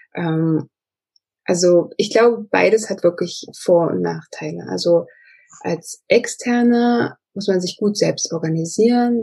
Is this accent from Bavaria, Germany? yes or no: no; Magdeburg, Saxony-Anhalt, Germany; rein räumlich gesehen komme ich aus Magdeburg, also aus Sachsen-Anhalt